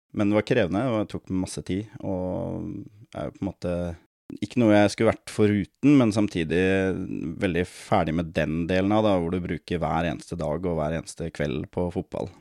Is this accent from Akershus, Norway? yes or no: yes; Lørenskog, Akershus, Norway; moved away as an adult; now in Surnadal, Norway; jeg er jo opprinnelig fra Lørenskog, da, rett utafor Oslo. Ehm, det er der jeg spilte min barnefotball og ungdomsfotball